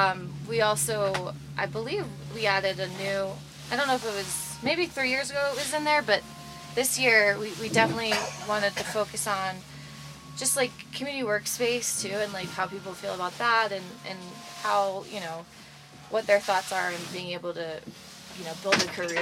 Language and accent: English; New Jersey, United States; moved away as an adult; also born or lived in Boston; now in Aspen, United States; I grew up in New Jersey.